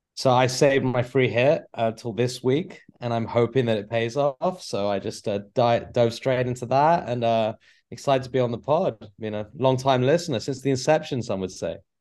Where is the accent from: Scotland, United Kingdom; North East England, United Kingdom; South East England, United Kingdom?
South East England, United Kingdom; Canterbury; now in Milwaukee, United States; I'm originally from Canterbury, England